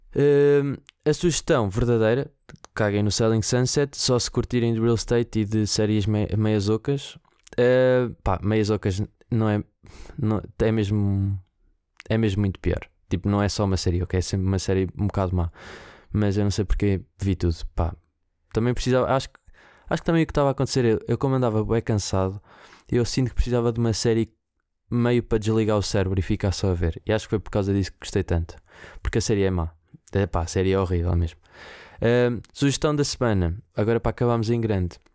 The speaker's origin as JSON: {"language": "Portuguese", "town": "Viseu", "region": "Centro", "country": "Portugal", "tie": "born or raised there", "moved": "yes", "said": "Viseu, que é o sítio de onde eu venho e de onde eu cresci"}